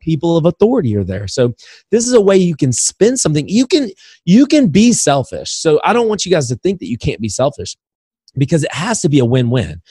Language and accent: English; Indiana, United States; moved away; also born or lived in Alabama; I'm from Indiana, so basketball's in my blood originally